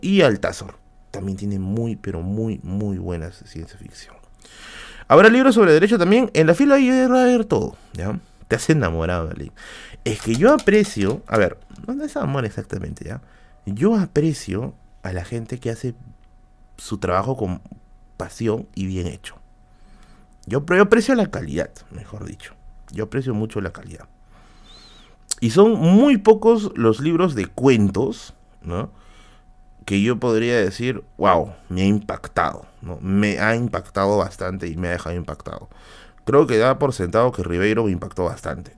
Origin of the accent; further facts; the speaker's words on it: Tacna, Peru; moved away; mi tierra natal